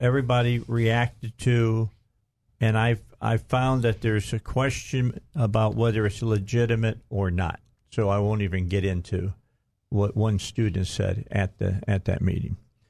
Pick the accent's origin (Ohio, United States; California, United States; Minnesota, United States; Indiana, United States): Indiana, United States; moved away as an adult; I grew up in Indiana